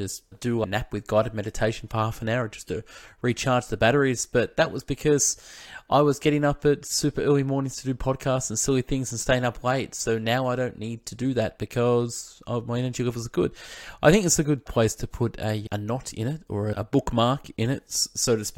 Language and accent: English; Australia; I'm from Australia